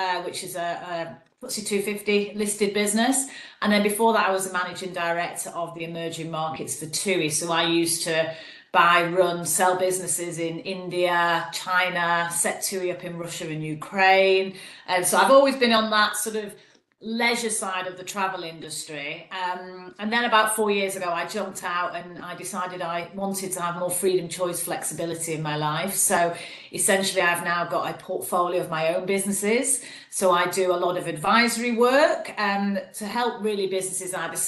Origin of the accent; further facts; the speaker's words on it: Manchester, North West England, United Kingdom; accent: Mancunian; also born or lived in Leeds; I am a Mancunian by my dulcet tone. So I grew up in Manchester